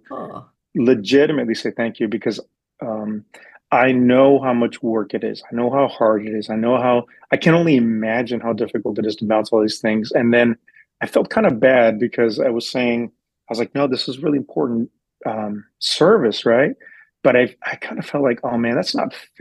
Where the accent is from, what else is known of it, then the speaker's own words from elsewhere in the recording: West Texas, United States; now in San Diego, United States; No, I'm from Texas. I'm from West Texas. So I've been in San Diego for about 20 years now.